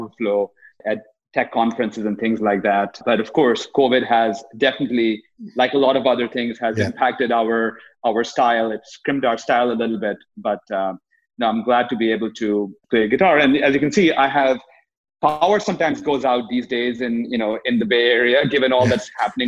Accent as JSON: {"language": "English", "country": "India", "tie": "born or raised there", "moved": "as an adult", "lives_now": "United States", "said": "growing up in India, I ended up playing in what became India's largest selling rock band"}